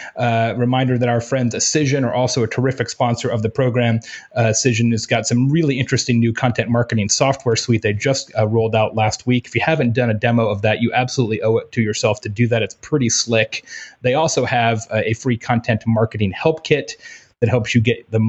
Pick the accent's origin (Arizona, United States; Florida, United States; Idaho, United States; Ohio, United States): Arizona, United States; moved away; I grew up in Arizona